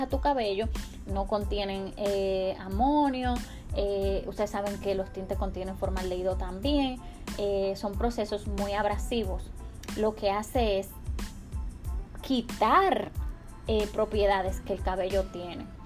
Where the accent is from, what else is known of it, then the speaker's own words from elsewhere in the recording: Dominican Republic; yo soy dominicana y vengo de una cultura